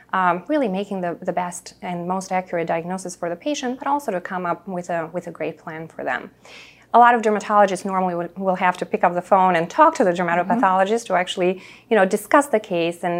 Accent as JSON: {"language": "English", "town": "Chicago", "region": "Illinois", "country": "United States", "also_born_or_lived": "Boston / Naperville", "said": "I'm a Chicagoan at heart, so I went to University of Chicago for undergrad. I only left Chicago to go to Boston for medical school."}